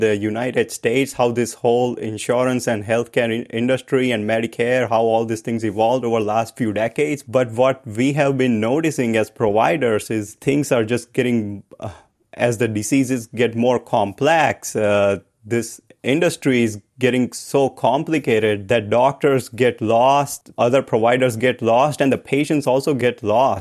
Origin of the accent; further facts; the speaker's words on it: India; I grew up in India